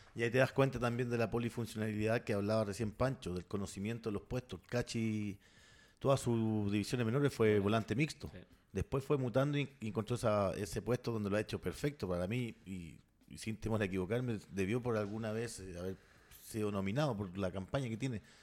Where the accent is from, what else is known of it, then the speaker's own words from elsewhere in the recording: San Vicente de Tagua Tagua, O'Higgins, Chile; somos de San Vicente